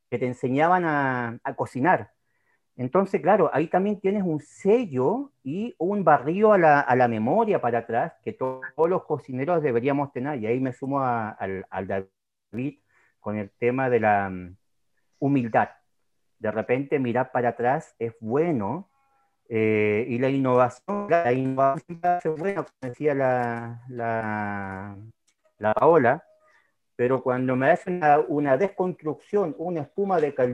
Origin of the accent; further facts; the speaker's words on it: Los Lagos, Chile; sí, en realidad soy chilota, sí, soy chilota